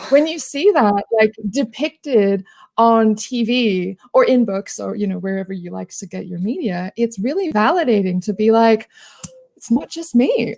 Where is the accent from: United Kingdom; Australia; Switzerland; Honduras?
Australia; accent: Australian; I am an Australian. If you can't tell by the accent